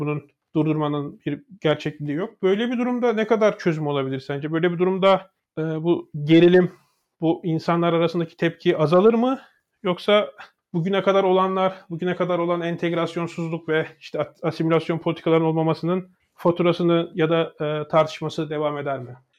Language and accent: Turkish; Turkey; moved away; Benim Amerika'da Türk'üm dediğim zaman